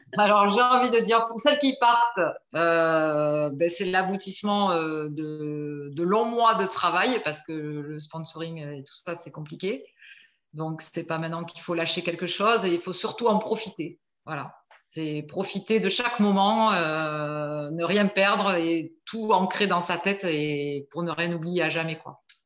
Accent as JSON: {"language": "French", "town": "Bordeaux", "region": "Nouvelle-Aquitaine", "country": "France", "said": "je suis de Bordeaux, j'ai 54 ans"}